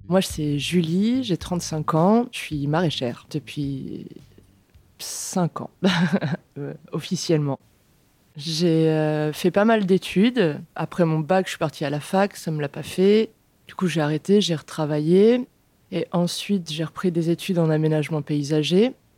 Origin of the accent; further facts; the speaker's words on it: Beauce, Centre-Val de Loire, France; moved away as an adult; now in Vienne, France; je suis originaire de Beauce. Du coup, euh, j'ai grandi en mode euh, campagne industrielle.